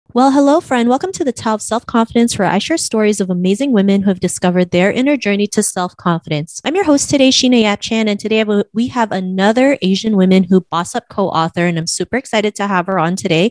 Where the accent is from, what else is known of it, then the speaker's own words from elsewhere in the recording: Canada; growing up in Canada.